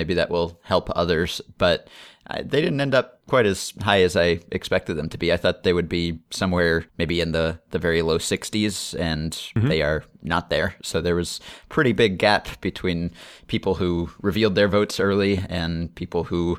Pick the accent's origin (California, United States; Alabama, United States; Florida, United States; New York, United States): Florida, United States; St. Petersburg; Growing up in St. Petersburg, Florida, pre-expansion, I was a big Cincinnati Reds fan.